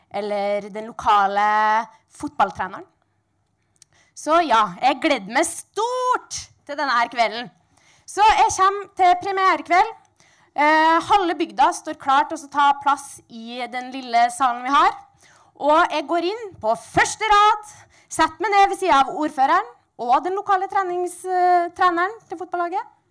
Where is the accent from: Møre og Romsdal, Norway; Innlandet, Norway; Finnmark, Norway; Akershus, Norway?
Møre og Romsdal, Norway; Sunndalen; jeg kommer fra Sunndalen